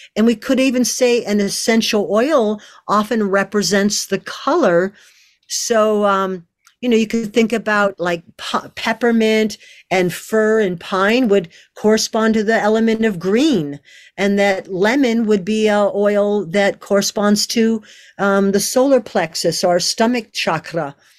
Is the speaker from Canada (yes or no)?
yes; Canada; I'm French Canadian